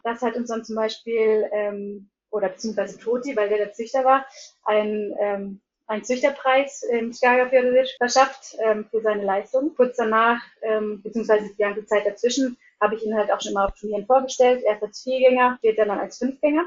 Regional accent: near Hanover, Lower Saxony, Germany; moved away as an adult; also born or lived in Iceland / Hólar; bin eigentlich gebürtige Deutsche, ähm, komme aus der Nähe von Hannover und bin vor 13 Jahren nach Island gegangen, nach meinem Abitur

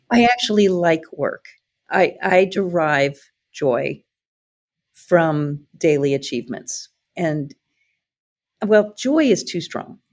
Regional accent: Iowa, United States; also born or lived in Atlanta; now in Hawaii, United States; I came from Iowa

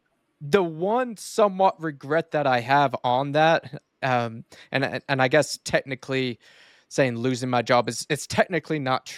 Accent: Duncan, Oklahoma, United States; I was born and raised here in Duncan, Oklahoma. We are pretty rural, have about 23,000-24,000 people

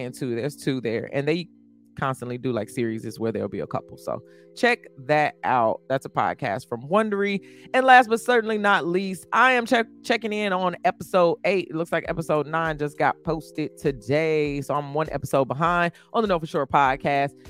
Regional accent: Midwest, United States; I came from the Midwest as well

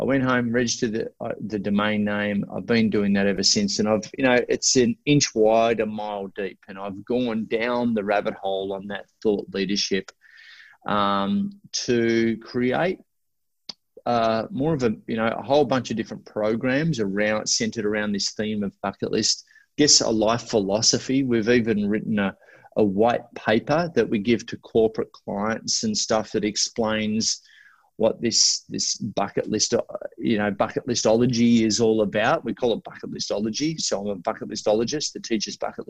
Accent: Australia; I'm Australian.

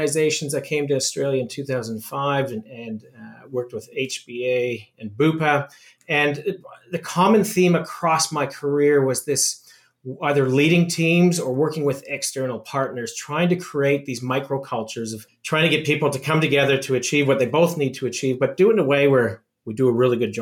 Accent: Saskatoon, Saskatchewan, Canada; as a young boy growing up in Saskatoon, Saskatchewan, which is essentially in the middle of Canada

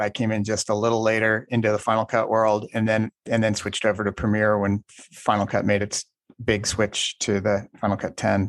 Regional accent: Indiana, United States; I grew up in Indiana.

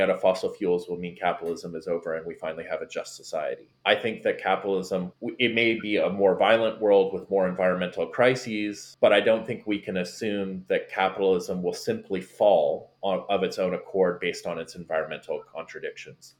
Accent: Canada; moved away as an adult; now in Florida, United States; being Canadian

